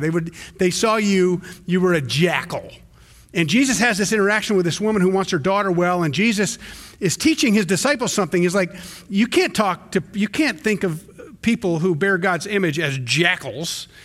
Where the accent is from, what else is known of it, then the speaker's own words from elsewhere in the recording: the South, United States; me growing up in the South